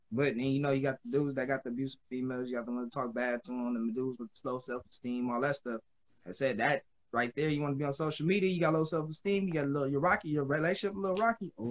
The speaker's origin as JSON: {"language": "English", "town": "Los Angeles", "region": "California", "country": "United States", "said": "We're at in Cali. Um, South Central."}